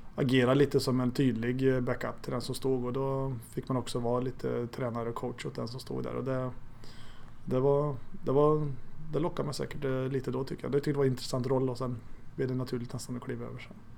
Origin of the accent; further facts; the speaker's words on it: Arvika, Värmland, Sweden; also born or lived in Stockholm; now in Örebro, Sweden; i Arvika där jag växte upp